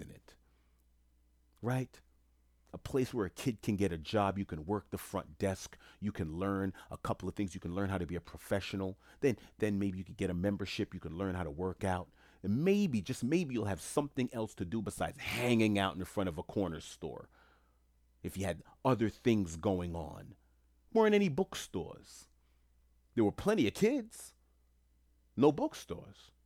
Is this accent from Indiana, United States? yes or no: no; New York City, New York, United States; moved away as an adult; now in Florida, United States; I grew up in Jamaica, Queens, New York